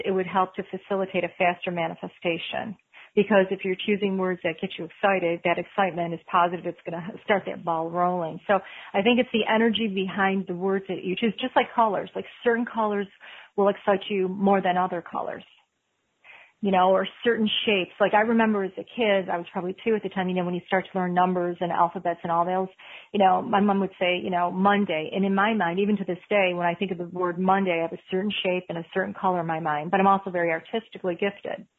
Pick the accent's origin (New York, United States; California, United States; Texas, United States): New York, United States; Buffalo; I'm from Buffalo.